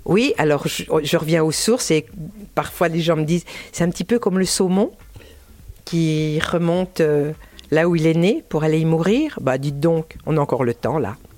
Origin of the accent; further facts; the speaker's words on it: Dole, Bourgogne-Franche-Comté, France; moved away; also born or lived in Pierre-de-Bresse; je suis née, à, à Dole, avec une maman jurassienne de Parcé